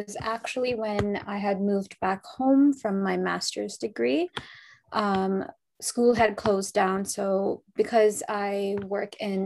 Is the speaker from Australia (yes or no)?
no; Toronto, Ontario, Canada; I'm from Toronto, Canada.